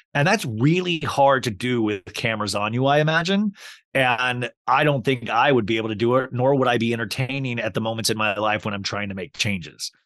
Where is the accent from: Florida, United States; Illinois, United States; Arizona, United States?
Arizona, United States; Paradise Valley; also born or lived in Kansas; I grew up in Paradise Valley, Scottsdale area. Uh, well, I moved from Kansas to there.